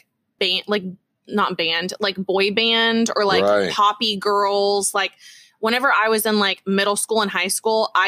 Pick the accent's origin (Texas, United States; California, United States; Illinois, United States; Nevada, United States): Texas, United States; we're Texan